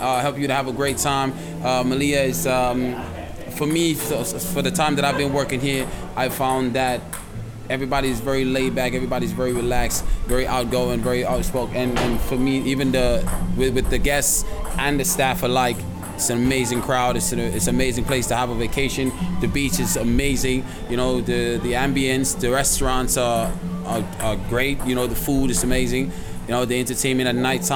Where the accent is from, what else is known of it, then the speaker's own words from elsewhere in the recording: Moore's Island, Abaco, Bahamas; also born or lived in Canada; I'm from the Bahamas. I was born on a small island called Moore's Island, okay. Abaco